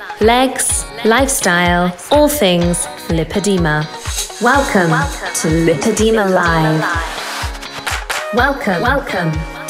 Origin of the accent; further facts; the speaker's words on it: England, United Kingdom; moved away as an adult; now in Middle East; I'm 30, and I have lipedema. I'm from England originally, but I've lived across the world for the last 12 years, and I'm now living in Middle East.